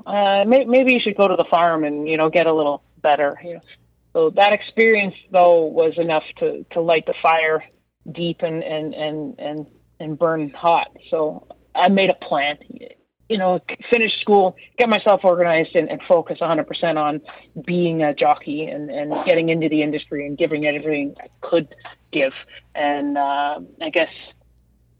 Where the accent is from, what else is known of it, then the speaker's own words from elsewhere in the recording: Brampton, Ontario, Canada; I was born and raised in Brampton, which is essentially, you know, a suburb of the GTA